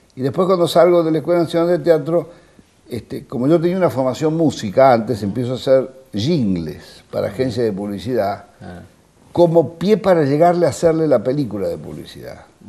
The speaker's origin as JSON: {"language": "Spanish", "town": "Olivos", "region": "Buenos Aires Province", "country": "Argentina", "tie": "born or raised there", "said": "Mi padre un médico, nacimos en Olivos"}